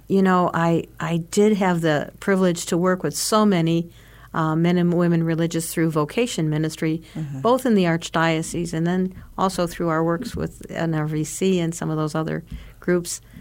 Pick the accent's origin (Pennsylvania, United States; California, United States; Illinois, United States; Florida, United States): Illinois, United States; LaSalle; I come from LaSalle, Illinois, uh, St. Hyacinth's Parish in LaSalle, Illinois